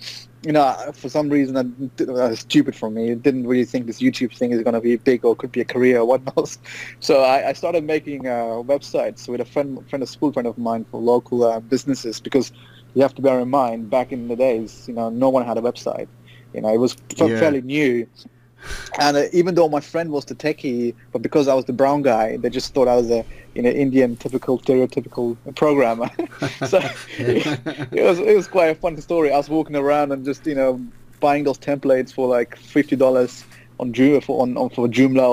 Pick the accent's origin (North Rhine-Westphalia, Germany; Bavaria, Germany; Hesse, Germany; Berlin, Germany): Bavaria, Germany; a small village an hour from Munich; I was born and bred in Germany